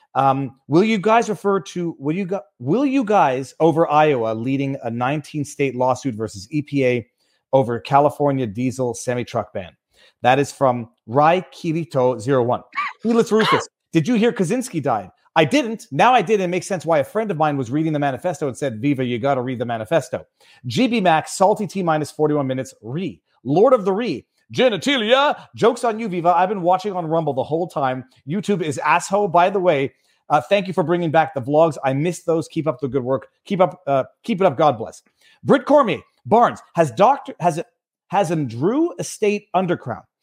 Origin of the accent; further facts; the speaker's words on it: Canada; as a Canadian